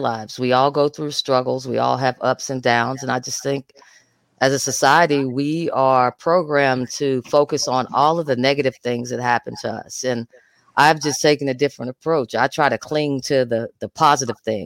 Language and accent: English; Atoka, Oklahoma, United States; I'm from Atoka, Oklahoma, right in the dead center of the Bible Belt